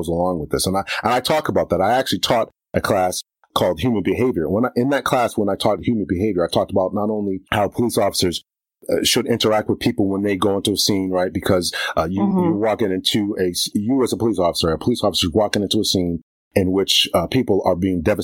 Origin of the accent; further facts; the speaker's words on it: Waterbury, Connecticut, United States; I grew up in Waterbury, Connecticut